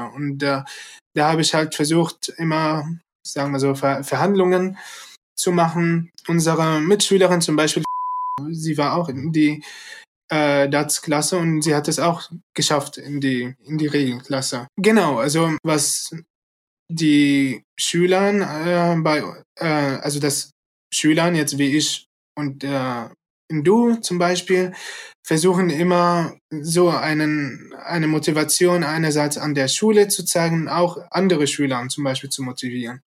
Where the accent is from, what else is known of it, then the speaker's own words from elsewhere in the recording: Syria; now in Germany; ich komme äh, ursprünglich aus Syrien. Seit acht Jahren lebe ich in, in Deutschland